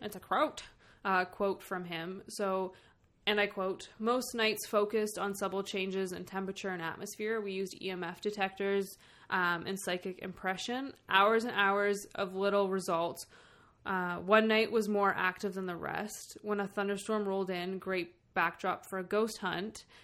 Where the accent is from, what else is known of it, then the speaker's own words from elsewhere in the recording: Canada; I'm from Canada. I can't fucking speak French or even have an accent for it.